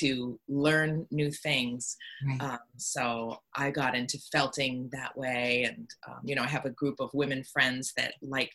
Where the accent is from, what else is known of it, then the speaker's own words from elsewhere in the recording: Hollis, New Hampshire, United States; also born or lived in Portsmouth, New Hampshire; I was raised in Hollis, New Hampshire, which is where I've moved back